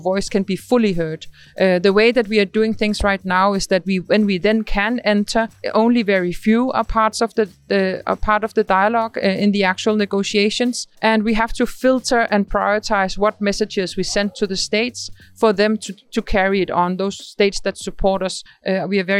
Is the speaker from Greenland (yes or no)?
yes; Greenland; I'm from Greenland